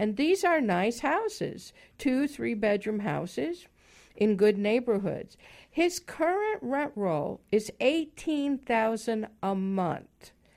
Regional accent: Chicago, Illinois, United States; moved away; originally from the Midwest also. I grew up in Chicago

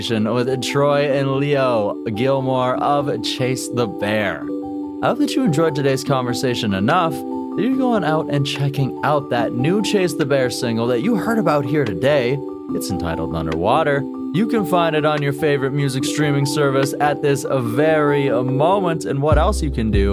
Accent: Kamloops, British Columbia, Canada; Kamloops, British Columbia. Yes, my hometown.

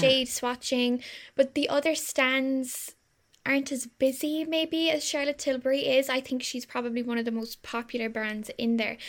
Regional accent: Ireland; we're so Irish

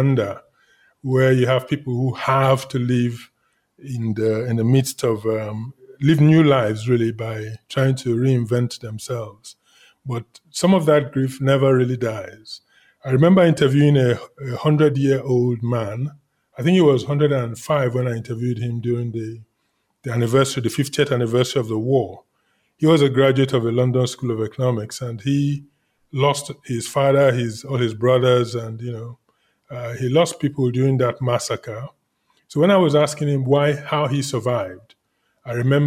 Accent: Lagos, Nigeria; also born or lived in Jos / Asaba; I went to primary secondary school in Lagos

